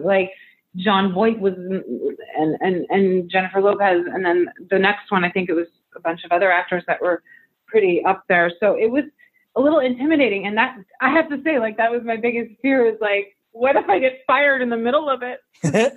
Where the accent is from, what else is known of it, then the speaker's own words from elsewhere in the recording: Camrose, Alberta, Canada; also born or lived in United States (born) / Arizona / New York City; now in Los Angeles, United States; I was raised in um, Alberta, Canada, in a small town called Camrose. But yeah, I've lived. I, I, I lived there for about eight years, and then I came to Arizona